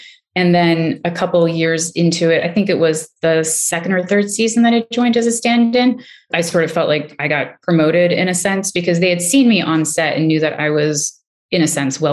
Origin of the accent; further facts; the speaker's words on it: New York City, New York, United States; As a child, I grew up poor in New York City with my single mom and twin sister